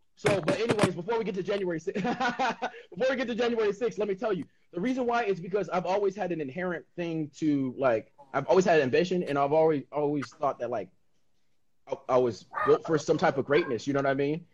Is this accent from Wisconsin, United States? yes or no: no; San Diego, California, United States; I grew up in San Diego, it was just a melting pot